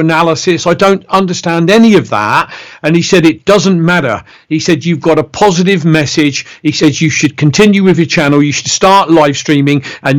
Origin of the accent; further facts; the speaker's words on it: Reading, South East England, United Kingdom; accent: Bristolian; I'm born and bred in Reading, which is along the M4 motorway from London